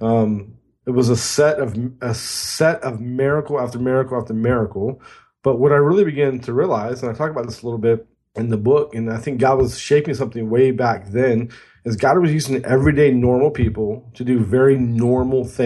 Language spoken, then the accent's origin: English; near San Francisco, Northern California, United States; I grew up in Northern California, just about 30 minutes outside of San Francisco